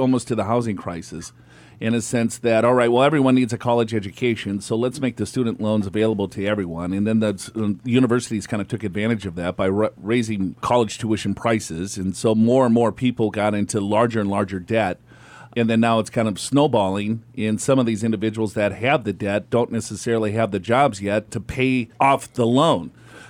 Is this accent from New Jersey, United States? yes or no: no; Minneapolis, Minnesota, United States; Yeah, I'm from Minneapolis myself.